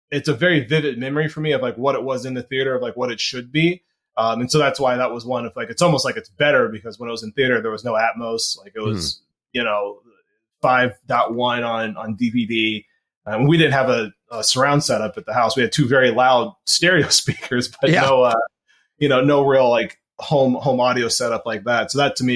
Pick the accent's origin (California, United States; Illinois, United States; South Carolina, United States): Illinois, United States; Chicago; I'm from Chicago.